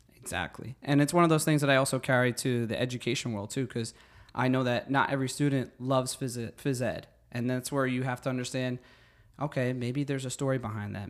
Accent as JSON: {"language": "English", "town": "Secaucus", "region": "New Jersey", "country": "United States", "tie": "born or raised there", "said": "I am from Secaucus, New Jersey. I grew up there all my life"}